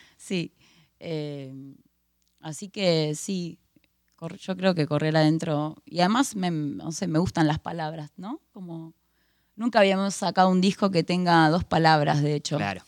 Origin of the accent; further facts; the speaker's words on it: La Plata, Buenos Aires Province, Argentina; me encanta La Plata, soy de La Plata, vivo acá hace 31 años.